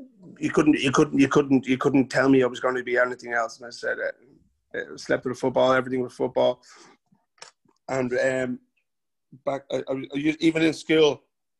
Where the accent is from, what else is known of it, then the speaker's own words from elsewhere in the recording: Bray, Leinster, Ireland; But I love where I'm from. I love Bray. I'm born and bred in Bray